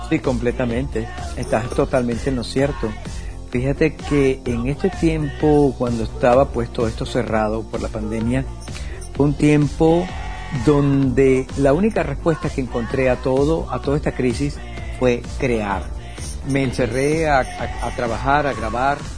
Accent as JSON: {"language": "Spanish", "country": "Venezuela", "said": "Yo vengo, vengo de Venezuela, de estar haciendo música pop, vengo de todo, vengo del rock and roll"}